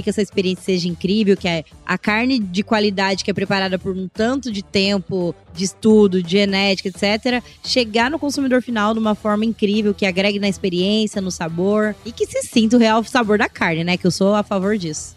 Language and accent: Portuguese; Oriente, São Paulo, Brazil; eu sou do interior de São Paulo, cidade de Oriente, venho de uma família muito simples